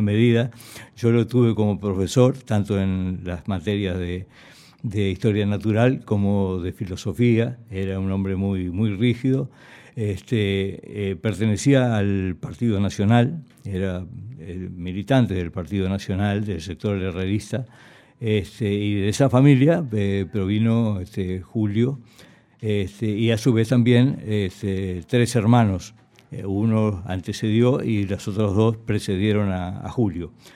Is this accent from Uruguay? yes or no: yes; Nueva Helvecia, Colonia, Uruguay; yo también nací en Nueva Albesia